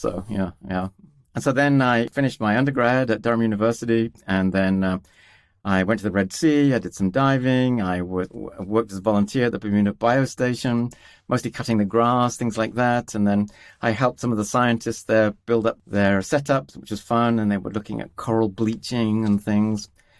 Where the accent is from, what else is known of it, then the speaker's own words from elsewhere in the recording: Tanzania; I was born in Tanzania and grew up in East Africa, and was surrounded by all this amazing wildlife, elephants and giraffes and wildebeest.